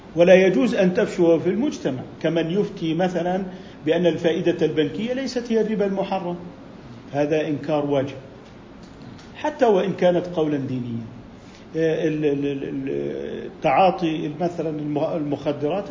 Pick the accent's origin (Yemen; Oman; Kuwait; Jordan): Jordan; عندنا بالأردن